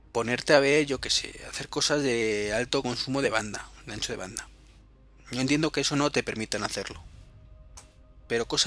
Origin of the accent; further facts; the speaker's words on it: Madrid, Community of Madrid, Spain; En Madrid, que sabéis que es donde vivo, y si no, pues os lo estoy contando ahora, soy de Madrid